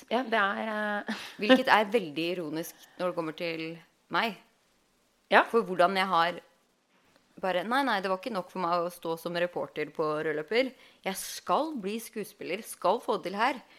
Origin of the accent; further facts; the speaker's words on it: Halden, Østfold, Norway; moved away as an adult; now in Los Angeles, United States; Jeg er jo opprinnelig fra Halden